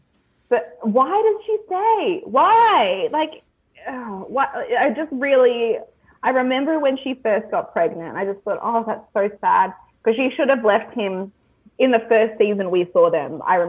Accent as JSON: {"language": "English", "country": "Australia", "said": "I don't hold Australian men to a very high standard. I've been single for many a year because I don't want to date an Australian man."}